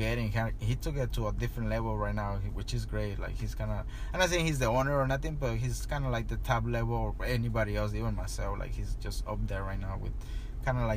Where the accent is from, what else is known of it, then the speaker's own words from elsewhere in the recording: Tijuana, Baja California, Mexico; now in Los Angeles, United States; I grew up and was born in Tijuana.